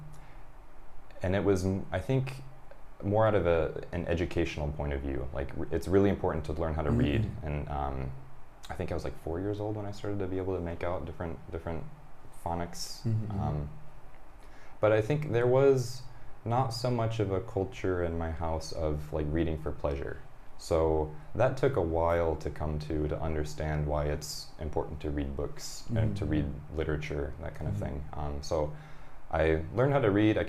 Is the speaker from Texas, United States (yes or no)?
no; Michigan, United States; also born or lived in California; now in Japan; I'm a Michigander